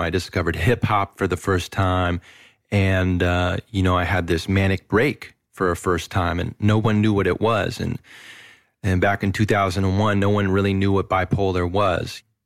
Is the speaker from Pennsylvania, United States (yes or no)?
no; Moss Beach, California, United States; also born or lived in Berkeley; I was born in Berkeley, and then at a very young age, my, my folks, we moved to this little town south of San Francisco called Moss Beach